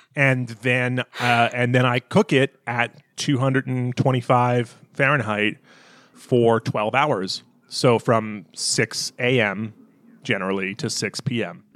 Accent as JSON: {"language": "English", "region": "the American South", "country": "United States", "tie": "born or raised there", "said": "I grew up in the American South"}